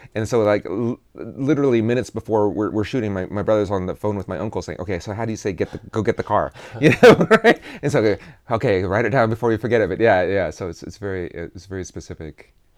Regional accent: Kansas, United States; I am from Kansas.

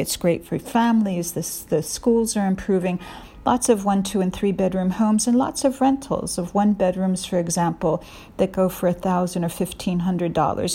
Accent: Beacon, New York, United States; born and raised in Beacon, New York, about seventy miles north of New York City, where I currently live.

